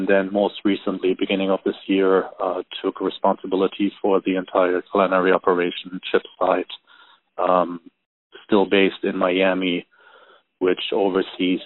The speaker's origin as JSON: {"language": "English", "country": "Germany", "moved": "yes", "said": "I am originally from Germany"}